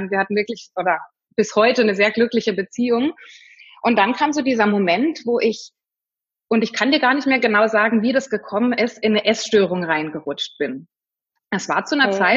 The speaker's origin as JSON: {"language": "German", "town": "Freiburg", "region": "Baden-Württemberg", "country": "Germany", "also_born_or_lived": "Fulda", "said": "also ich komme ursprünglich aus Freiburg und bin dann nach dem, nach dem Abi einfach mal wollte ich raus und wollte die Welt kennenlernen und bin dann damals nach Fulda zum Studium"}